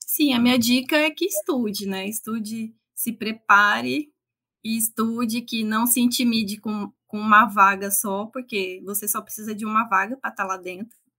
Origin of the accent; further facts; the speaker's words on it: interior of São Paulo, Brazil; moved away as an adult; also born or lived in Maringá, Paraná / Mato Grosso do Sul; now in Amazonas, Brazil; eu sou do interior de São Paulo